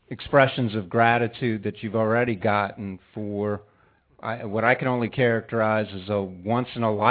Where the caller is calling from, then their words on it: Washington, District of Columbia, United States; I'm here from Washington, D.C.